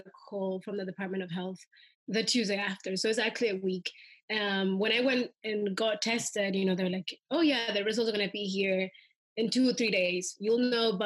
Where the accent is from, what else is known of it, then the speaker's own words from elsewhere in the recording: Soyapango, San Salvador, El Salvador; now in Washington, D.C., United States; I grew up in El Salvador